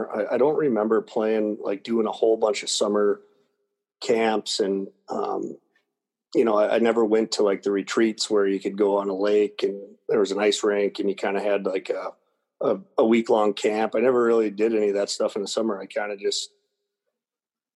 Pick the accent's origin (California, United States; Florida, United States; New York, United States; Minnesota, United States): Minnesota, United States; outside of Minneapolis; I grew up outside of Minneapolis and I spent a lot of time skating outdoors